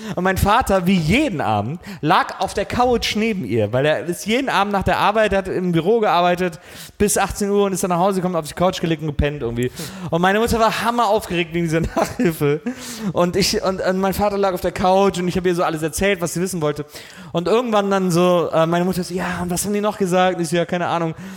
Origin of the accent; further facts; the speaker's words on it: Wesseling, North Rhine-Westphalia, Germany; ich bin in Wesseling groß geworden, genau zwischen Köln und Bonn